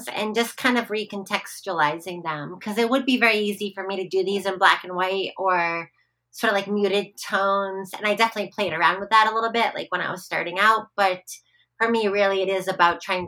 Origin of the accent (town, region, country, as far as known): United States